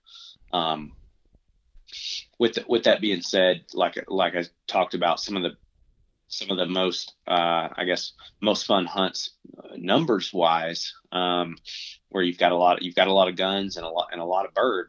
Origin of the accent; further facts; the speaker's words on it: Arkansas, United States; now in Nashville, United States; growing up in Arkansas